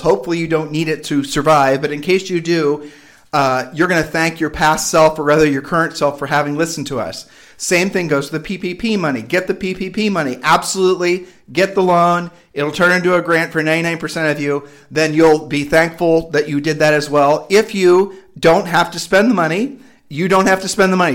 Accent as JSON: {"language": "English", "region": "Midwest", "country": "United States", "moved": "yes", "lives_now": "Puerto Rico", "said": "we're from the Midwest"}